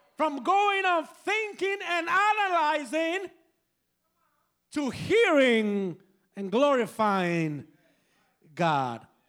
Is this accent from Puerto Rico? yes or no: yes; San Juan, Puerto Rico; moved away; I am originally from Puerto Rico. Como San Juan, Puerto Rico.